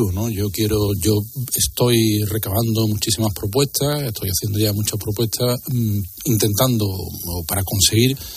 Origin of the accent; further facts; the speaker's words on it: Seville, Andalusia, Spain; Yo, soy sevillano, nací en Sevilla